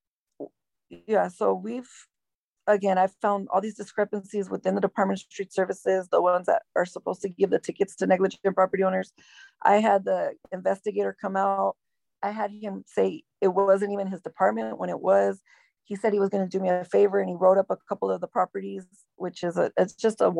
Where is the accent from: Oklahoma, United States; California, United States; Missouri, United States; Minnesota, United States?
California, United States; Los Angeles; also born or lived in Downey, California / Bell Gardens, California / La Habra, California / Brea, California; I grew up in Southeast Los Angeles.